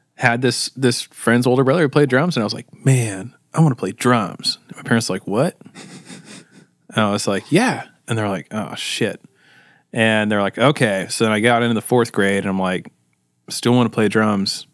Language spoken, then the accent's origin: English; Costa Mesa, California, United States; I was born and raised in Costa Mesa as well